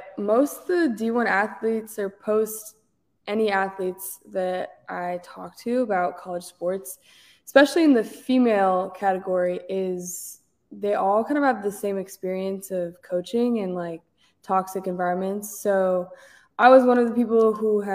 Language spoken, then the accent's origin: English; Washington, United States; moved away as an adult; also born or lived in Syracuse, New York; now in Los Angeles, United States; I am from Washington State. The Washington that has Seattle in it